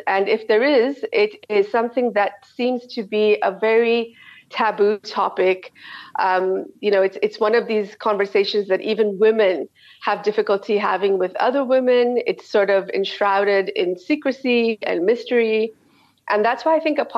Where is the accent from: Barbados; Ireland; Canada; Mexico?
Canada; moved away as an adult; also born or lived in South Africa / Dubai / Saudi Arabia; I'm from Canada, and that's where I did all my training.